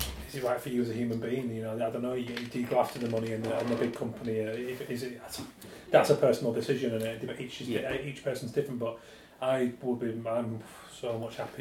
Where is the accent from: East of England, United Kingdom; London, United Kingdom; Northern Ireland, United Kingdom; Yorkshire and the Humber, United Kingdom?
Yorkshire and the Humber, United Kingdom; Leeds; moved away; I'm from Leeds